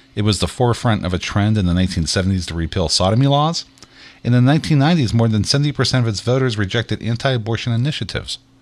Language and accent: English; Pittsburgh, Pennsylvania, United States; we're from Pittsburgh